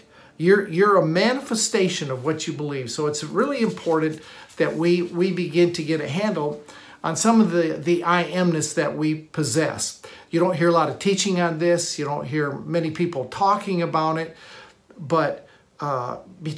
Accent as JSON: {"language": "English", "region": "Michigan", "country": "United States", "tie": "born or raised there", "said": "I grew up in Michigan"}